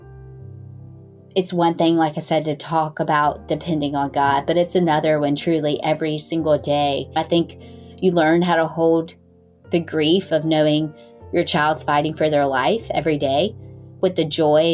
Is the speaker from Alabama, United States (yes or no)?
no; Greenville, North Carolina, United States; I am from Greenville, North Carolina